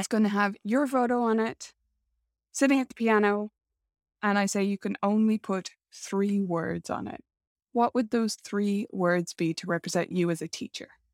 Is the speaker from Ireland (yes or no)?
yes; Ireland; accent: Irish